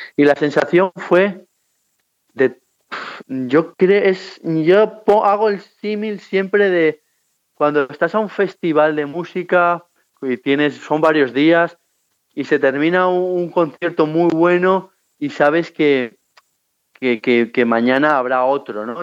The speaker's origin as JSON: {"language": "Spanish", "country": "Spain", "said": "a la mía, a la española"}